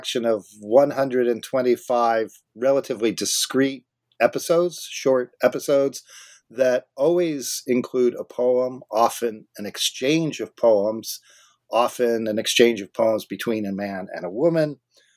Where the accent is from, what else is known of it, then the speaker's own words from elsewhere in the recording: Southern California, United States; now in Vancouver, Canada; I grew up in Southern California